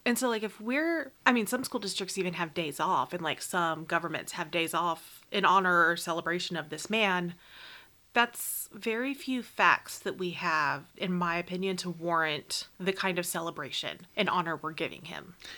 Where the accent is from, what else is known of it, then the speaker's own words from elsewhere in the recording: United States; we as an American people